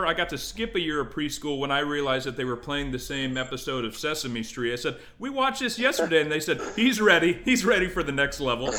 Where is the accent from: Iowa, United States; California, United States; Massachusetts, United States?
Iowa, United States; my home state